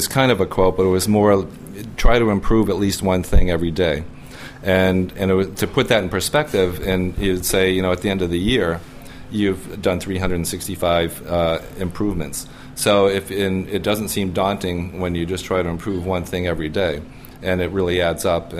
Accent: East Coast, United States; now in Chicago, United States; I grew up in the East Coast, and then I was in the West Coast

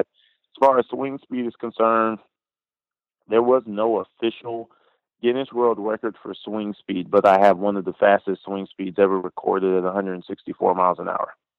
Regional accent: Pine Hills, Florida, United States; I grew up in um, pretty much the west side of Orlando, a place called Pine Hills, Florida

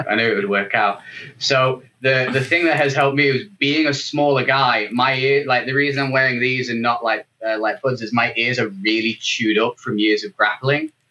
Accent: England, United Kingdom; I'm the only Englishman

